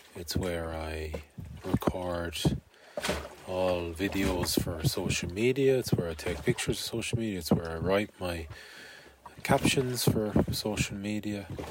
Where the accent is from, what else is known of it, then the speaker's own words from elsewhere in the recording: Galway, Connacht, Ireland; finish in my hometown finish in Galway